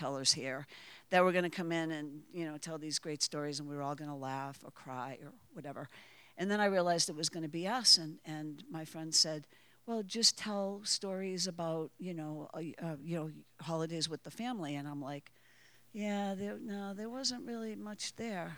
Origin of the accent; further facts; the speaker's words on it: Waltham, Massachusetts, United States; I grew up in Waltham, Massachusetts.